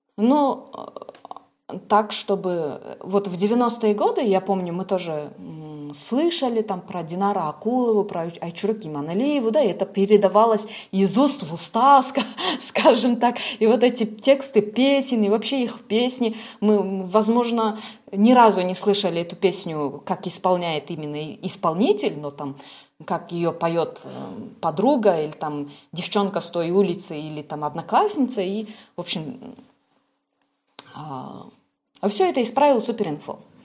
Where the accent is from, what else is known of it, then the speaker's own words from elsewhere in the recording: Kyrgyzstan; я как представитель национальности киргиз, скажем так, кыргыз